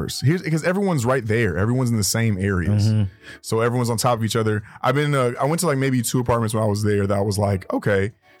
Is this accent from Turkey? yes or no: no; Inglewood, California, United States; Yeah, I'm from Inglewood, man. I'm from Inglewood, California, man. Yeah, from out here.